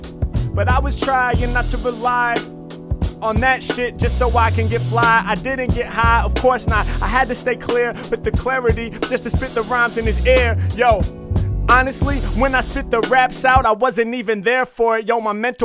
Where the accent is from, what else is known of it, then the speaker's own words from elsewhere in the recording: Portland, Oregon, United States; growing up in Portland